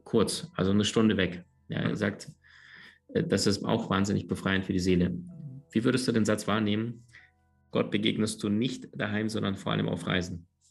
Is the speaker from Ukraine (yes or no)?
yes; Crimea, Ukraine; moved away; also born or lived in Siberia / Berlin / United States / Andalusia; aufgewachsen oder geboren in Sibirien, aufgewachsen dann ein paar tausend Kilometer weiter westlich auf der Halbinsel Krim.